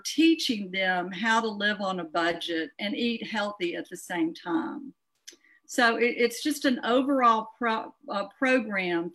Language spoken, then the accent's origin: English; Greenville, Mississippi, United States; moved away as an adult; also born or lived in Memphis, Tennessee; now in Oxford, United States; I'm a Delta girl. I'm from Greenville, Mississippi. Lived there till I graduated from high school